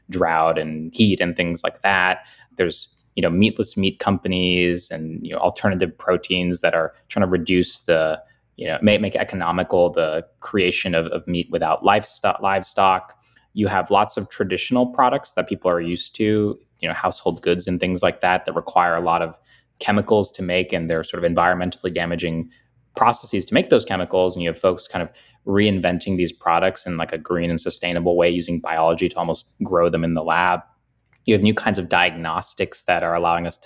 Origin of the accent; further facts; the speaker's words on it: United States; born there; I was born in America to parents who, you know, had valued education.